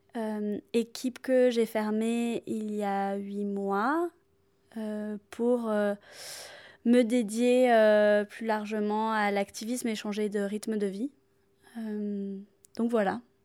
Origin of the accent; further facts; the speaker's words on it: south of France, France; moved away as an adult; now in Paris, France; je viens du sud de la France et je vis à Paris depuis maintenant 8 ans